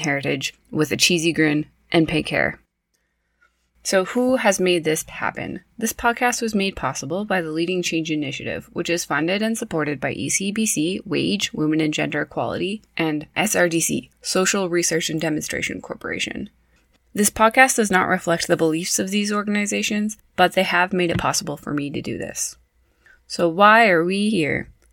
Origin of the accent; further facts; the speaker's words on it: Prince George, British Columbia, Canada; also born or lived in Saskatoon; I was raised in Prince George, BC.